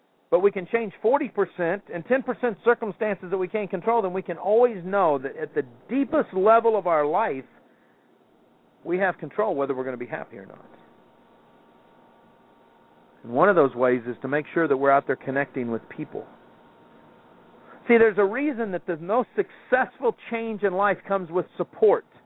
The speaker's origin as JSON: {"language": "English", "town": "Kansas City", "region": "Missouri", "country": "United States", "tie": "born or raised there", "said": "growing up in Kansas City"}